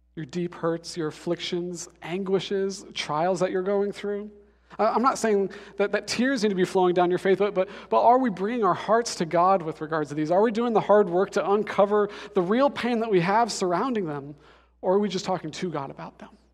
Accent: Denver, Colorado, United States; I'm from Denver

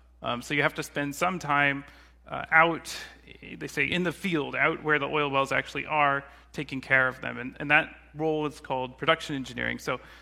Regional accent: Katy, Texas, United States; So growing up, I grew up in near Houston, Texas, in a smaller town called Katy.

